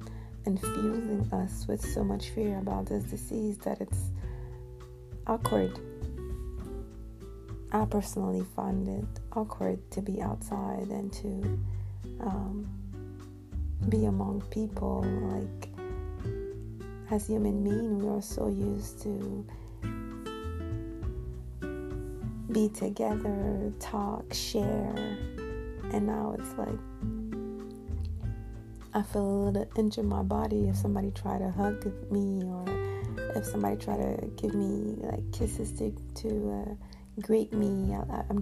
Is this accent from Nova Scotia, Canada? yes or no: no; Montreal, Quebec, Canada; here in Montreal, my hometown, that's where I live